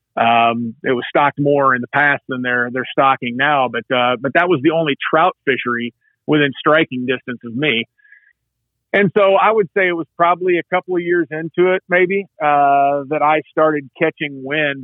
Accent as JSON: {"language": "English", "region": "Southern Indiana", "country": "United States", "said": "I hail from Southern Indiana"}